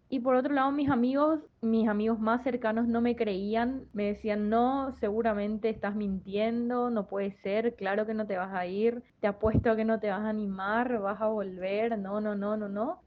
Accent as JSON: {"language": "Spanish", "town": "Pereira", "region": "Risaralda", "country": "Colombia", "moved": "as an adult", "lives_now": "Argentina", "said": "yo volviera a vivir a, a Pereira y me quedara con su negocio"}